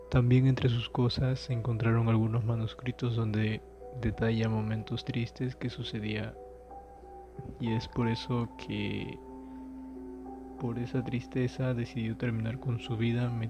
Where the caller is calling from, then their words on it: Comas, Lima, Peru; Desde el distrito de Comas.